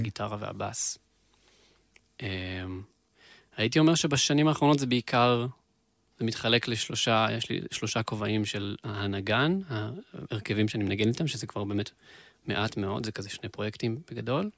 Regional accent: Beersheba, Southern District, Israel; moved away as an adult; now in central Israel; אני שם גדלתי

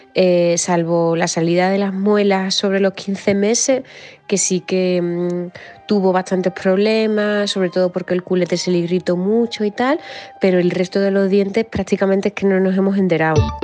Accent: Zaragoza, Aragon, Spain; soy de Zaragoza

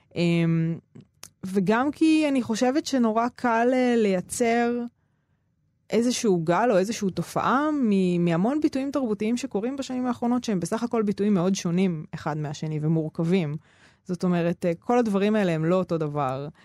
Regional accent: Ramla, Central District, Israel; also born or lived in Negev; ובין רמלה לפנימייה גם גרתי כמה שנים בנגב

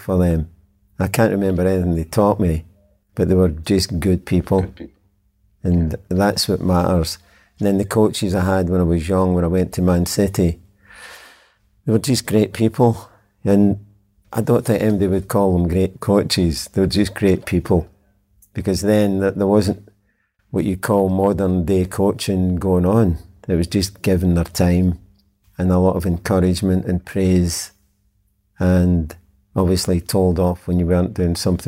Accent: Glasgow, Scotland, United Kingdom; back to my upbringing, I'm from Glasgow

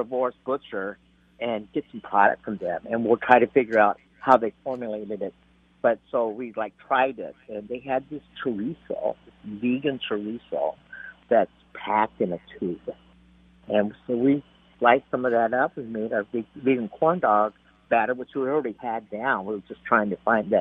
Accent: United States; I was born in the United States, but I have Latino, you know, American Latino roots

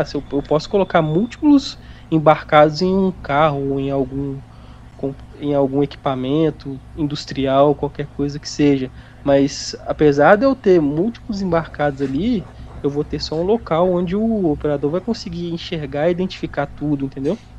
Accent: Minas Gerais, Brazil; eu sou de Minas

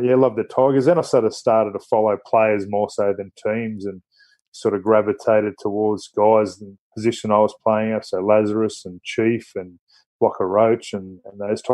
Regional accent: Batemans Bay, New South Wales, Australia; born or raised there; also born or lived in Wagga Wagga, New South Wales

